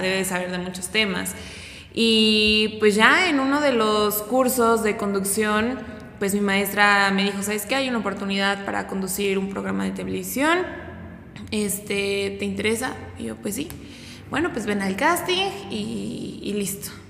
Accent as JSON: {"language": "Spanish", "town": "Pachuca", "region": "Hidalgo", "country": "Mexico", "tie": "born or raised there", "also_born_or_lived": "Toluca", "moved": "as an adult", "lives_now": "Puebla, Mexico", "said": "fui para Pachuca, de donde yo soy. Eh, ahí viví 10 años"}